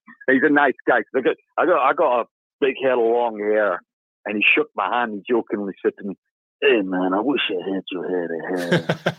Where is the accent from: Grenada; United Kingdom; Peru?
United Kingdom; I'm a Brit